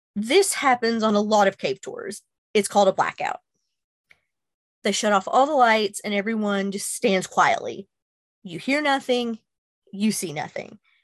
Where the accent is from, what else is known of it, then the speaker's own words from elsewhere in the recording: Kentucky, United States; my home state of Kentucky